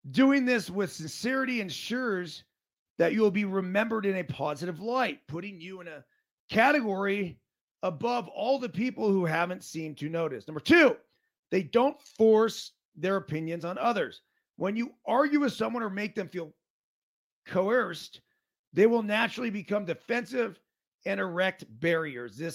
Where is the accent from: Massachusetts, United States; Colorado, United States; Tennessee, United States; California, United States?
California, United States; Truckee; Bob from Pittsburgh. … from Truckee.